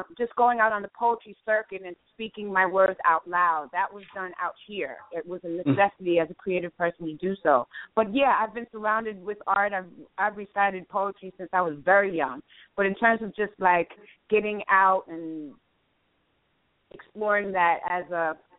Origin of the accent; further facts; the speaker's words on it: New York City, New York, United States; now in Los Angeles, United States; I was born and raised in New York City